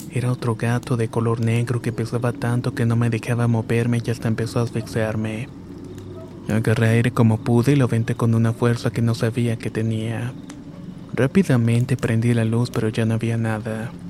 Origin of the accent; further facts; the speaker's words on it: Rayones, Nuevo León, Mexico; now in Montemorelos, Mexico; Esto me pasó en un pueblito cerca de Montemorelos donde vivo actualmente. Aunque mi familia y yo somos originarios de Rayones, Nuevo León.